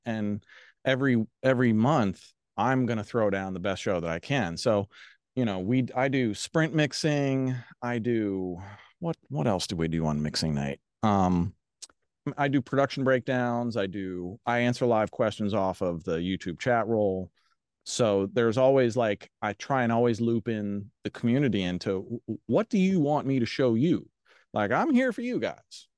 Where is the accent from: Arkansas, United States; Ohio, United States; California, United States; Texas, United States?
Ohio, United States; Cincinnati; moved away as an adult; also born or lived in New York City; I was born and raised in Cincinnati